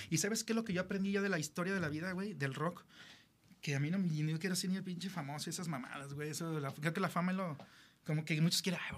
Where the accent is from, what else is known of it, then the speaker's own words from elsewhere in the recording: Mexico; pues somos mexicanos, güey.